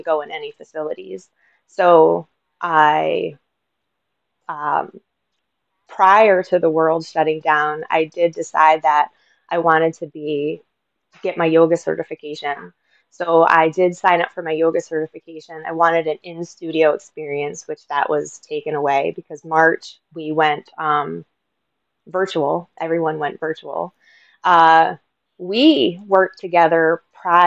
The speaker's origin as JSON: {"language": "English", "region": "Northeast Pennsylvania", "country": "United States", "also_born_or_lived": "Philadelphia, Pennsylvania", "moved": "as an adult", "said": "I'm originally from the Northeast Pennsylvania area"}